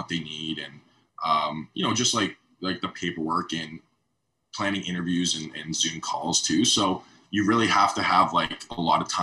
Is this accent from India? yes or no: no; Canada; as a Canadian